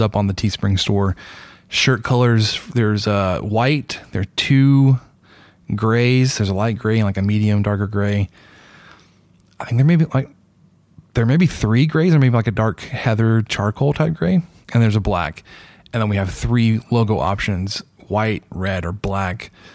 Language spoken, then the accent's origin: English; Dallas, Texas, United States; now in Lubbock, United States; a restaurant I grew up eating at in Dallas